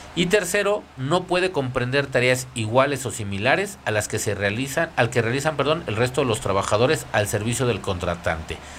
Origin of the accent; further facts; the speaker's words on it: Mexico; nosotros como país